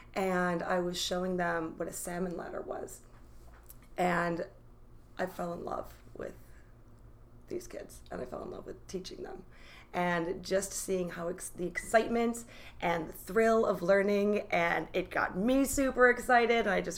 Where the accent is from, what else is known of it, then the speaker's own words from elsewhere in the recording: New York, United States; now in Washington, United States; I am originally from New York, moved all over the world, and somehow landed in Washington because it's the most beautiful place ever.